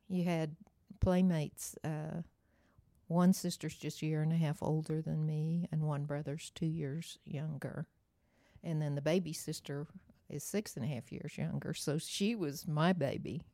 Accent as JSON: {"language": "English", "region": "Oklahoma", "country": "United States", "tie": "born or raised there", "said": "I grew up, uh, on a farm outside of Cashin, Oklahoma, right in the center of the state, little bitty town"}